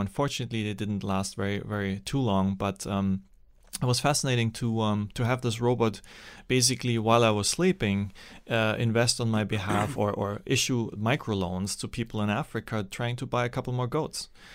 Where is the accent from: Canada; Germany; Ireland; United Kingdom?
Germany; English is a second language; also born or lived in Austria / Sri Lanka; now in United States; there's communism on the, on the wrong side of the German border, and that's where I, where I grew up.